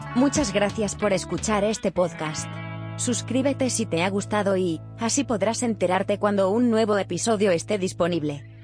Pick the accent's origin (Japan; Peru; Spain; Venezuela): Japan; Spanish is a second language; moved away; soy de Japón